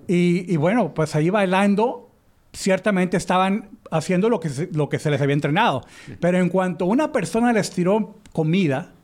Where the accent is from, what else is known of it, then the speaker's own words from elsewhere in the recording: Mexico; le decimos en México